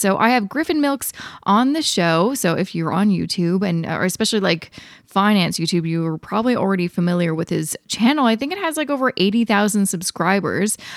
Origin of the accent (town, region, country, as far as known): Canada